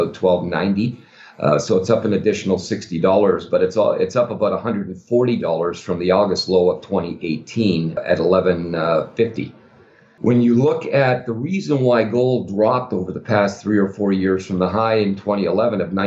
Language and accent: English; Toronto, Ontario, Canada; now in United States; I'm now an American resident, but I grew up in Toronto, Canada